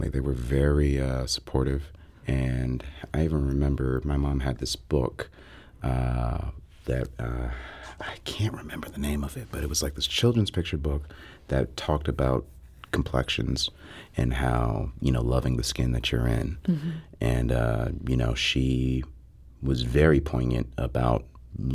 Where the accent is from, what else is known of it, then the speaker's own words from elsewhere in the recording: Chicago, Illinois, United States; moved away as an adult; also born or lived in Atlanta, United States; now in St. Louis, United States; I'm originally from Chicago